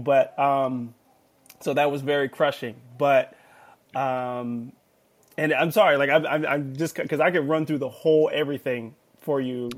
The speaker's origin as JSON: {"language": "English", "town": "Los Angeles", "region": "California", "country": "United States", "tie": "born or raised there", "said": "I'm from Los Angeles, California, born and raised"}